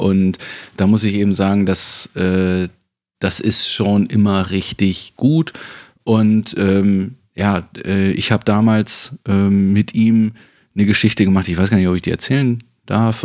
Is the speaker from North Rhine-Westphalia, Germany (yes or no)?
yes; Bünde, North Rhine-Westphalia, Germany; moved away; war ich dann natürlich auch wieder ganz fest in Bünde zurück, ohne dass ich es irgendwie so geplant hatte oder dass es äh, klar für mich war, sondern hier war irgendwie das Projekt in meiner Heimatstadt